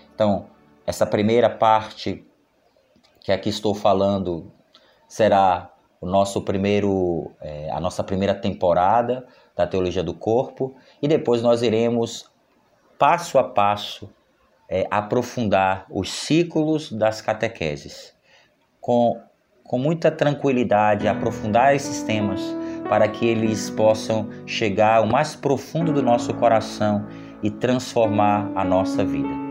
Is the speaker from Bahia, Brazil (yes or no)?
yes; Salvador, Bahia, Brazil; sou natural de Salvador